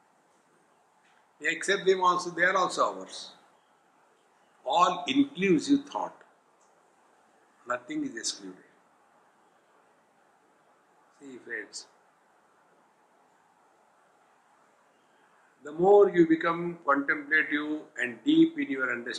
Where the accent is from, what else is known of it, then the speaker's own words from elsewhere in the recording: Varanasi, Uttar Pradesh, India; I am from Varanasi